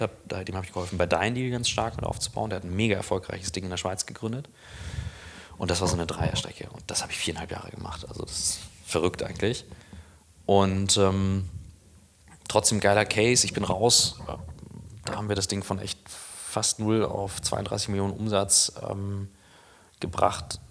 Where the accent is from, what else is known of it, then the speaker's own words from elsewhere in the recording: Kiel, Schleswig-Holstein, Germany; moved away as an adult; also born or lived in St. Gallen; bin in Kiel groß geworden